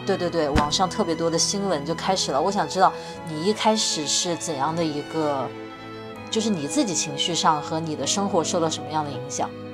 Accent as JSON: {"language": "Chinese", "town": "Wuhan", "region": "Hubei", "country": "China", "tie": "born or raised there", "said": "我在武汉长大"}